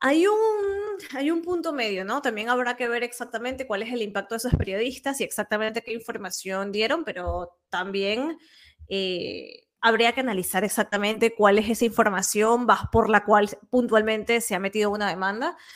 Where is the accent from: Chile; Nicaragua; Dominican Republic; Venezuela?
Venezuela; now in Catalonia, Spain; yo como venezolana